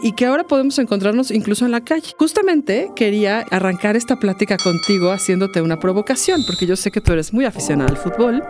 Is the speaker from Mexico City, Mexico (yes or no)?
yes; Mexico City, Mexico; yo crecí en Arbarte, en donde actualmente radico, muy cerca del edificio de la SCOP